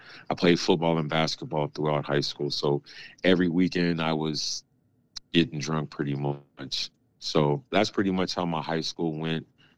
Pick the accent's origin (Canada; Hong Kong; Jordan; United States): United States; Jacksonville, Florida; born there; also born or lived in San Diego; I was born here in Jacksonville, Florida, but my dad was in the military, so we moved around just a little bit, but we ended up pretty much spending the last part of his career in San Diego, California